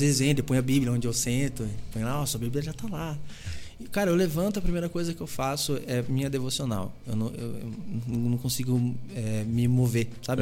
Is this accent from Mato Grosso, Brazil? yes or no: no; Pinhalzinho, São Paulo, Brazil; Eu sou de Pinhalzinho